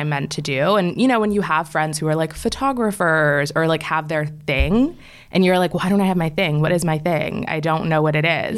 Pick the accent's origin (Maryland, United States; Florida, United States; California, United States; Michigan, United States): Maryland, United States; right outside of DC; moved away as an adult; also born or lived in Washington, D.C.; now in New York, United States; I grew up in Maryland, like, right outside of D C